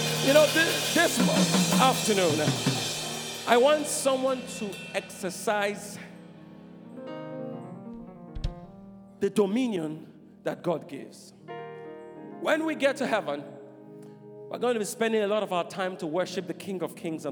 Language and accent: English; Nigeria; I'm Nigerian